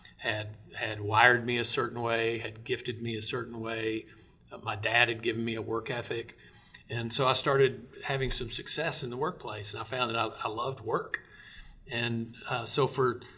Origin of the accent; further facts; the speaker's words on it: Arkansas, United States; I grew up in Arkansas, went to the University of Arkansas, grew up in a Christian home